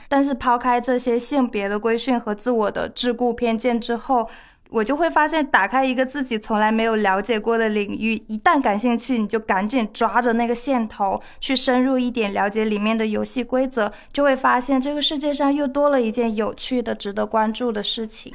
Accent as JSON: {"language": "Chinese", "region": "Shandong", "country": "China", "said": "我是山东人，我很爱吃咸的东西"}